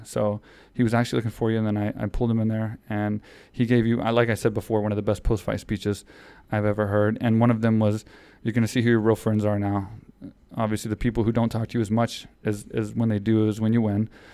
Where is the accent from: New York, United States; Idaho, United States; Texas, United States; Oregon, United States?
Texas, United States; Houston; that was in my hometown